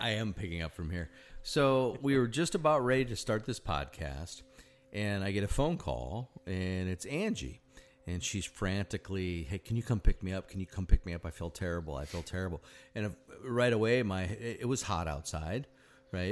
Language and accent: English; Sioux Falls, South Dakota, United States; moved away; I grew up in Sioux Falls, South Dakota